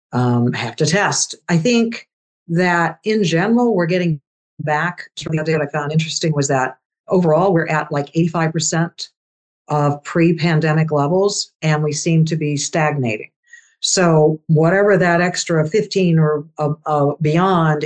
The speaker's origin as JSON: {"language": "English", "town": "Louisville", "region": "Kentucky", "country": "United States", "tie": "born or raised there", "also_born_or_lived": "Iran / Indianapolis, Indiana", "moved": "as an adult", "said": "Louisville area, Louisville, Kentucky"}